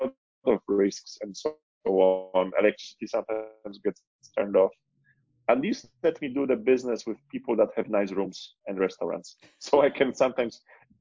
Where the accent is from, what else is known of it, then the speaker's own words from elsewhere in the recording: Poland; also born or lived in Barcelona, Spain; now in Cape Town, South Africa; Poland is my home country.